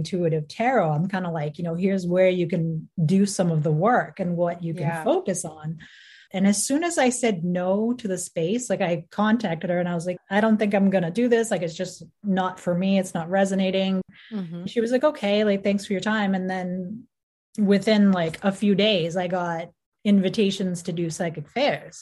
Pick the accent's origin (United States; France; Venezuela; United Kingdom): United States; Boston, Massachusetts; I'm from Greater Boston, Northeast, baby